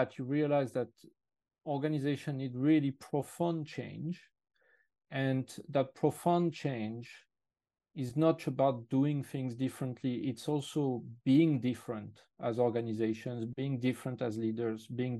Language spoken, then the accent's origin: English; France; English is a second language; moved away as an adult; now in United Kingdom; I'm actually originally French, and I moved to the UK a long time ago in 96. Therefore, my accent is not completely the one of a local.